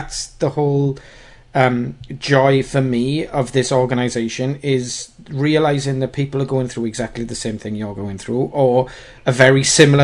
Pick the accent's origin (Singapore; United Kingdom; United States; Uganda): United Kingdom; We're British